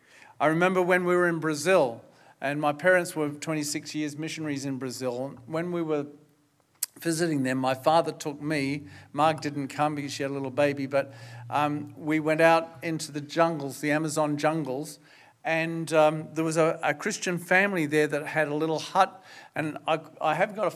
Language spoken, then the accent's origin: English; Australia; now in New Zealand; So I haven't lost my Australian citizenship, but I'm a Kiwi too.